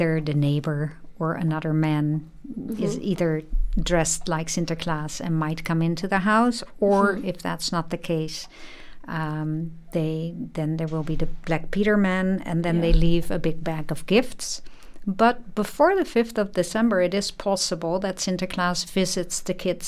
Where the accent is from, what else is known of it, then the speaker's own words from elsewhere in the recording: Netherlands; I was a child, of course, growing up in the Netherlands